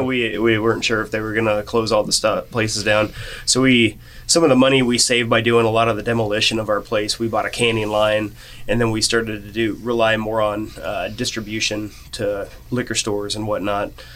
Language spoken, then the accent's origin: English; Norton, Kansas, United States; And I came from Norton, Kansas.